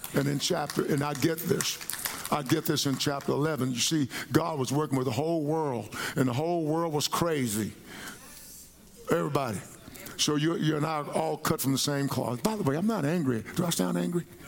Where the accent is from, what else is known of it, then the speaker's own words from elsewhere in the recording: Palestine, Texas, United States; I grew up in Palestine, Texas.